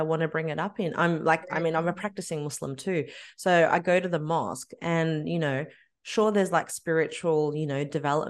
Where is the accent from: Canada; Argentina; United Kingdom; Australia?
Australia; I was born and raised in Australia